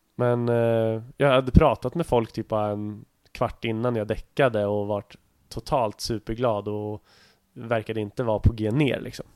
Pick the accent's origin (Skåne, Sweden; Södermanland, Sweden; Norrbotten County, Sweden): Södermanland, Sweden; Nyköping; moved away; min hemstad Nyköping